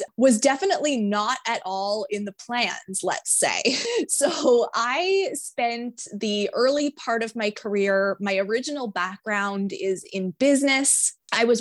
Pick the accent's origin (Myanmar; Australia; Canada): Canada; Eastern Canada; I am from Eastern Canada